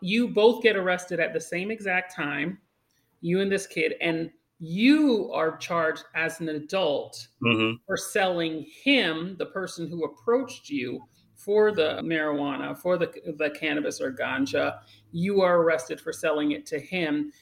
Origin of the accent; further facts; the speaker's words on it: Great Neck, New York, United States; also born or lived in Uniondale, New York; now in Harlem, New York City, United States; I was born in North Shore Hospital. Okay. Uh, grew up in Great Neck